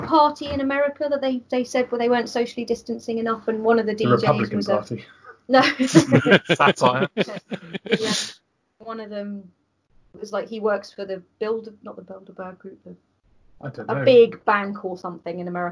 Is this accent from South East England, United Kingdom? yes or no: yes; Brighton, South East England, United Kingdom; I grew up in Brighton.